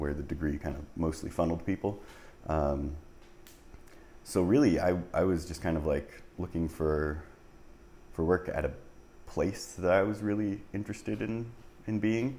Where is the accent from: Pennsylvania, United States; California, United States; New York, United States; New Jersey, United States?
New Jersey, United States; moved away as an adult; also born or lived in Canada; now in Chicago, United States; I'm originally from New Jersey. So I was born and raised. Was there until I guess like 18